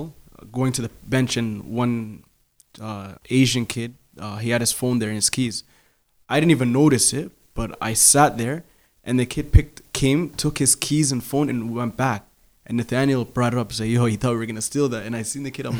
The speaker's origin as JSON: {"language": "English", "town": "Toronto", "region": "Ontario", "country": "Canada", "tie": "born or raised there", "said": "I grew up in Scarborough, and in my neighborhood, I didn't grow up with Somalis"}